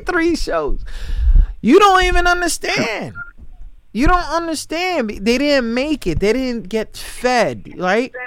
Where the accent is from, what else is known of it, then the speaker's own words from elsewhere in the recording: New York, United States; I grew up in New York and I grew up around like I grew up around black people